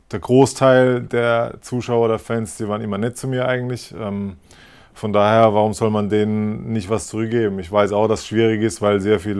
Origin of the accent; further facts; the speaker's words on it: Bad Bergzabern, Rhineland-Palatinate, Germany; ich komme aus Bad Bergzabern, das ist, ein Kle ist ein Kleinstein in Rheinland-Pfalz und das ist halt logisch, da kennt jeder jeden